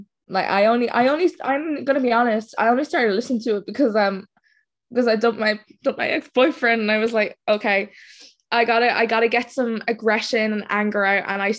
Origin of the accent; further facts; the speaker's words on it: Dublin, Leinster, Ireland; I'm actually from Ireland. I'm from Dublin, so it's like really late here now